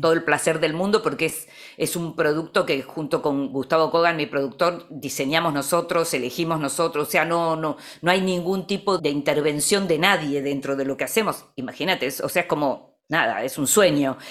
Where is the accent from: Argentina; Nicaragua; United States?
Argentina; que puedo tener yo como argentina